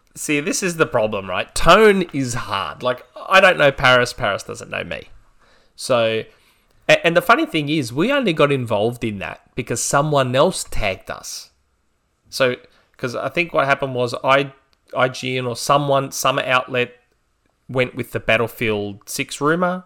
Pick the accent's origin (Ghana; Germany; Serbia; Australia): Australia; I'm Australian